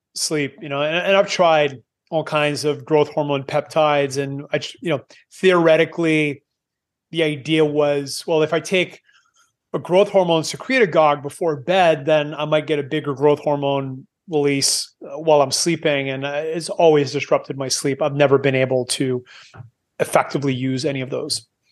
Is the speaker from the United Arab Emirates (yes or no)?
no; Canada; moved away as an adult; I am Canadian, I, I've moved away nineteen years ago 'cause I don't like cold.